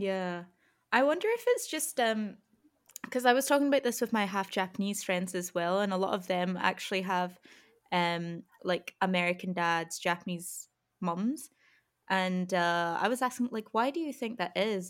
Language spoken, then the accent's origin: English; Scotland, United Kingdom; me being Scottish, like, white and East Asian